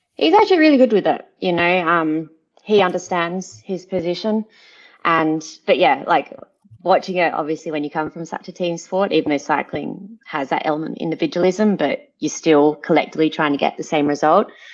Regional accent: Adelaide Hills, South Australia, Australia; moved away as an adult; now in Monaco; I'm from the Adelaide Hills where we have space

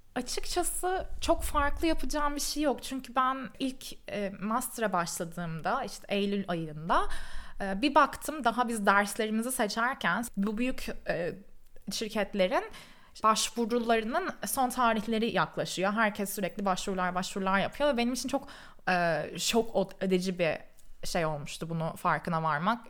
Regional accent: Istanbul, Turkey; moved away as an adult; also born or lived in Canada; now in London, United Kingdom; Ben İstanbul'da doğdum büyüdüm.

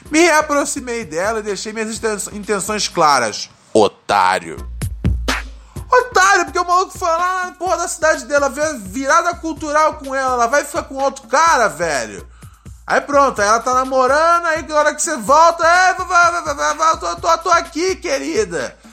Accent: Minas Gerais, Brazil; Somos de Minas Gerais.

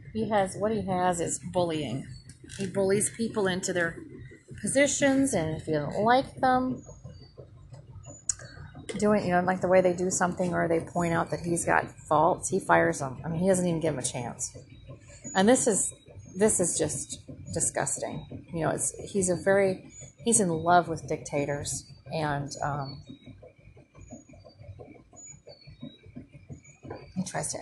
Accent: Minnesota, United States; moved away; also born or lived in rural South, United States; I'm from Minnesota

